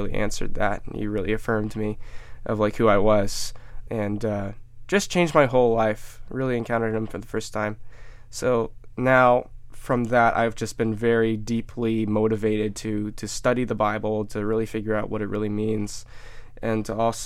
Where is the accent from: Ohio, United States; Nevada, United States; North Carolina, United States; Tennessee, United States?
Ohio, United States; Cincinnati; I grew up in Finneytown. It's a quite diverse neighborhood. I grew up in the suburbs of Cincinnati